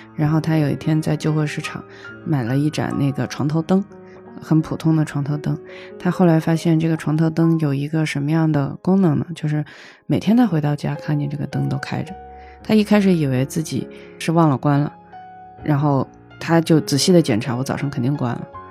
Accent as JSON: {"language": "Chinese", "region": "Hunan", "country": "China", "tie": "born or raised there", "also_born_or_lived": "Israel", "moved": "yes", "lives_now": "Beijing, China", "said": "我是湖南人"}